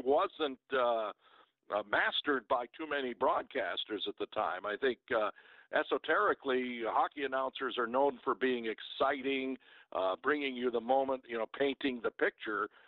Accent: Detroit, Michigan, United States; moved away; I was from Detroit

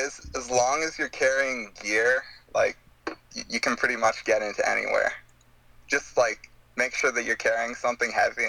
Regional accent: southern Ontario, Canada; also born or lived in Toronto / Hamilton; I was born in Toronto. And I kind of moved around Ontario, well, I guess more southern Ontario, for a few years.

